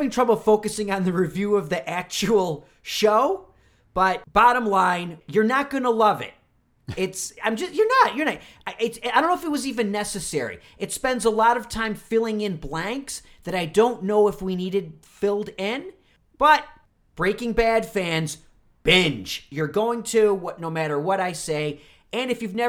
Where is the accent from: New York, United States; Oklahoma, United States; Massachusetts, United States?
New York, United States; Rochester; my hometown in Rochester, New York